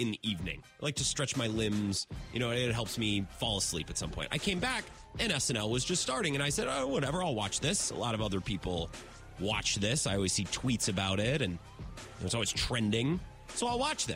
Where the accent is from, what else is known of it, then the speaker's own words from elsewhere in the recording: Menomonie, Wisconsin, United States; my hometown of Menominee